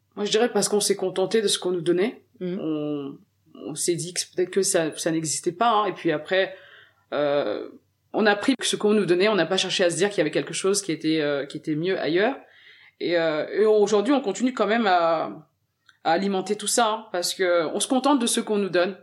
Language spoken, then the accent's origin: French; Garges-lès-Gonesse, Île-de-France, France; French is a second language; also born or lived in Senegal / Levallois-Perret; on a emménagé dans le 95 à garges les et c'est là-bas que j'ai fait toute mon enfance